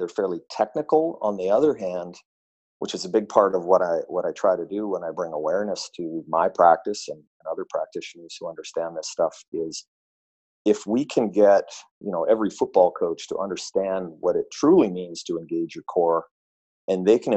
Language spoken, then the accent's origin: English; Vancouver, British Columbia, Canada; my hometown of Vancouver here